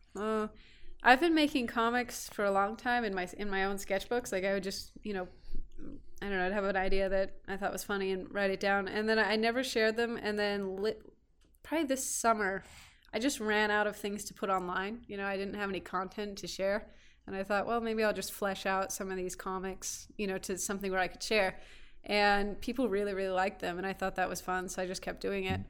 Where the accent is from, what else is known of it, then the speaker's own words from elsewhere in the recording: Petaluma, California, United States; also born or lived in Orange County, California; now in Kingman, United States; born in, uh, Orange County, Southern California, moved up north when, I think, w, I was three